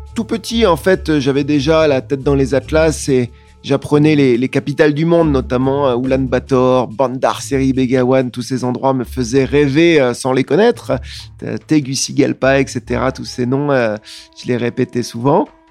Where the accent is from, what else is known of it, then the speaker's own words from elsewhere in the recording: France; je suis français